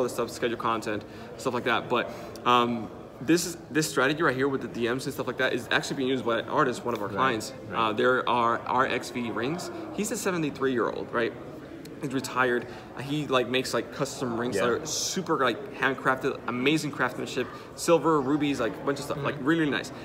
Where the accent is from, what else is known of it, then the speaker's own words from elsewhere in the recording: Dominican Republic; first language Spanish; English is a second language; I'm from the Dominican Republic